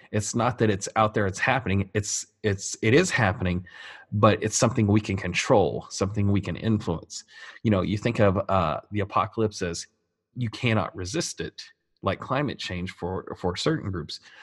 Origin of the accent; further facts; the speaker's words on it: United States; I'm an American